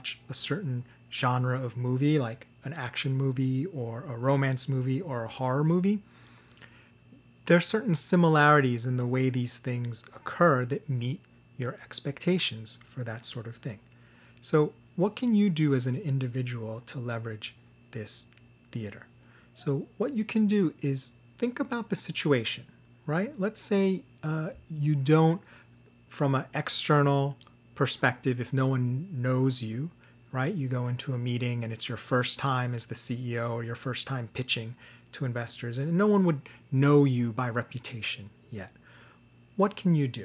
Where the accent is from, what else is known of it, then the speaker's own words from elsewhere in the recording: New York/New Jersey area, United States; I'm from the New York, New Jersey area